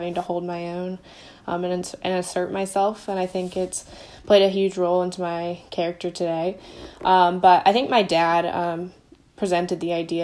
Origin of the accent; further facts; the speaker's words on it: Durham, North Carolina, United States; I'm from Durham, North Carolina.